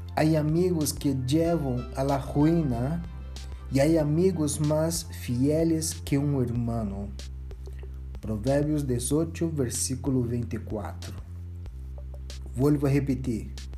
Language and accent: Portuguese; Brazil; como brasileiro